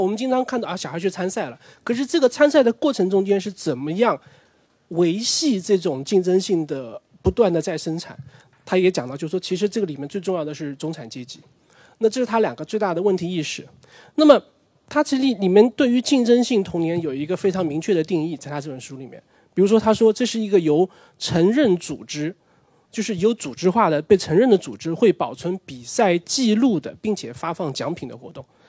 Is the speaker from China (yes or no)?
yes; Nanjing, Jiangsu, China; 我的成长时间就九零年代，那个时候其实因为我是南京人